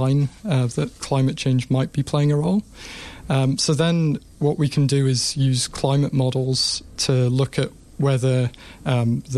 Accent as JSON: {"language": "English", "region": "England", "country": "United Kingdom", "moved": "yes", "lives_now": "Australia", "said": "I'm from England"}